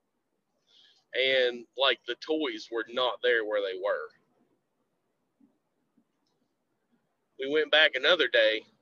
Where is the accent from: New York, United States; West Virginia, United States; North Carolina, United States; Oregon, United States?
West Virginia, United States; Southern; from Southern West Virginia.